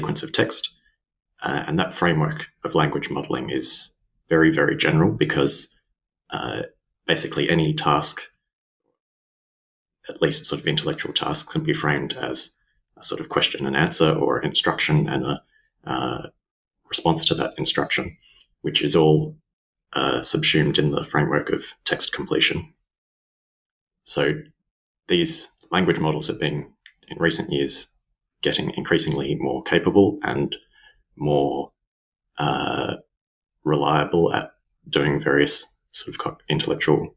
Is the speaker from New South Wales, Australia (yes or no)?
no; Melbourne, Victoria, Australia; also born or lived in London; I'm Australian. I'm from Melbourne, Australia.